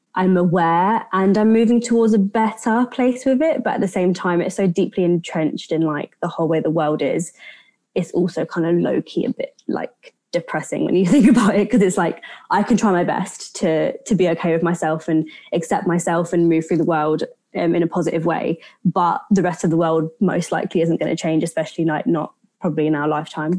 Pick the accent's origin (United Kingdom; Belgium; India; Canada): United Kingdom; my grandparents came to the UK in the 60s. Um, so my parents were born here and I was born here, but so I'm, I'm British by, you know, nationality